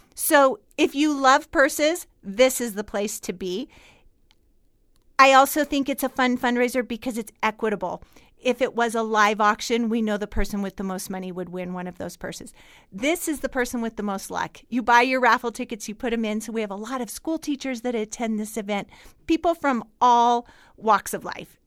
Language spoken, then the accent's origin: English; Fallon, Nevada, United States; I was born and raised in Fallon